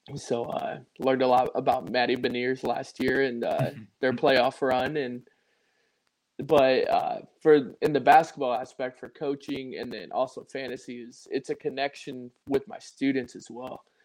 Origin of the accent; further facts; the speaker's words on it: Indiana, United States; I grew up in Indiana, so um, about 15 minutes away from Notre Dame